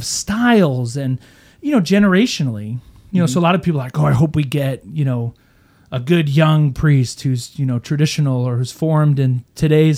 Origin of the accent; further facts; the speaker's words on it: Houston, Texas, United States; moved away as an adult; also born or lived in Kingwood, Texas; now in Oklahoma, United States; I grew up in Houston, Texas, Kingwood, Texas